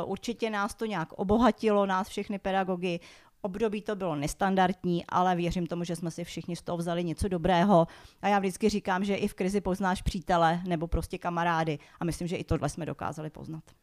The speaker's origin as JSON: {"language": "Czech", "region": "Prague", "country": "Czechia", "tie": "born or raised there", "said": "Já jsem přímo z Prahy, takže já jsem se v Praze narodila, žiju tady celý život."}